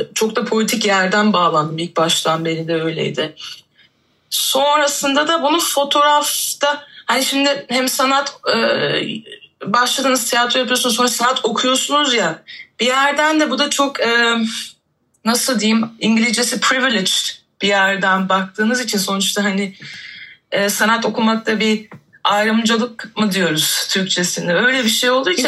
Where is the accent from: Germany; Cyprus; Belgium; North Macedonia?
Germany; moved away as an adult; now in Istanbul, Turkey; ben de 2014'te İstanbul'a taşındım. Ondan önce işte doğma büyüme Almancıyım diyeyim.